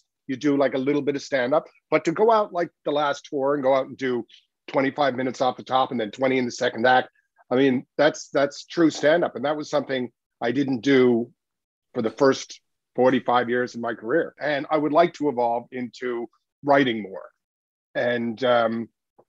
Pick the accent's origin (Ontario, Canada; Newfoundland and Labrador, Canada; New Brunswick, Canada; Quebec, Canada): Newfoundland and Labrador, Canada; growing up in Newfoundland.